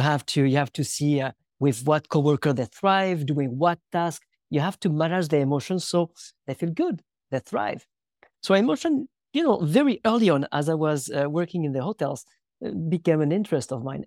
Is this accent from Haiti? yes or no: no; France; moved away; also born or lived in United States; I was born in France in nineteen eighty in a very, very small village where about sixty people in the middle of the woods